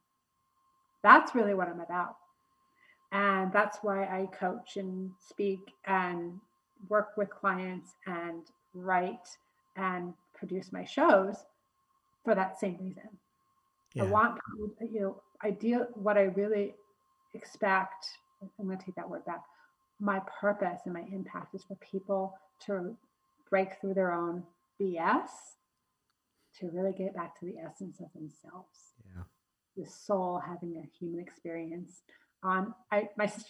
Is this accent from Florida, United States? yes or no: no; New Jersey, United States; moved away as an adult; now in Denver, United States; Originally hailing from New Jersey.